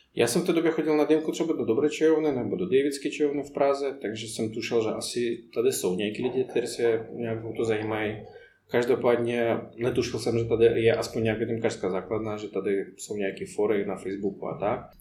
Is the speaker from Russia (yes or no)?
yes; Moscow, Russia; Czech is a second language; moved away as an adult; also born or lived in Poděbrady, Czech Republic; now in Czech Republic; já jsem z Moskvy takže po mě, pro mě to byl vlastně obrovský kontrast z tak velkého města se přestěhovat do města, co má 15 000 obyvatel.